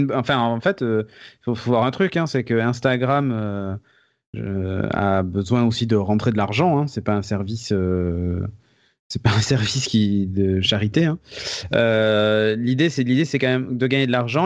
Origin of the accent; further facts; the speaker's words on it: France; chez nous en France